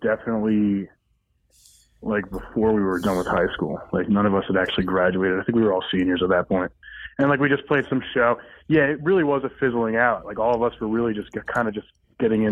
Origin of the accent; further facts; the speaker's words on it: New Jersey, United States; I'm in MVA. I'm from New Jersey.